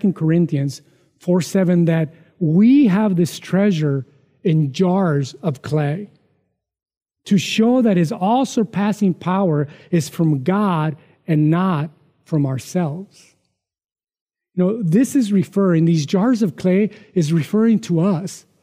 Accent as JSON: {"language": "English", "country": "Mexico", "tie": "born or raised there", "moved": "yes", "said": "growing up in Mexico, poor"}